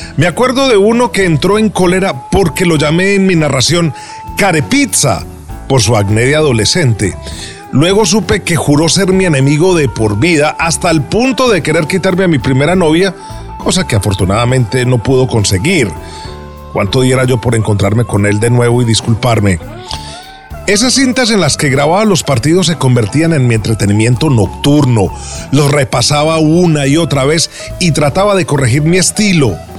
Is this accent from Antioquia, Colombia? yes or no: yes; Medellín, Antioquia, Colombia; Nací en Medellín, Colombia, en un hogar donde nadie se había dedicado a las comunicaciones.